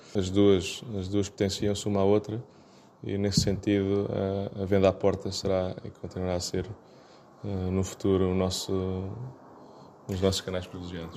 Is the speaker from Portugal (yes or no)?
yes; Algarve, Portugal; Somos algarvios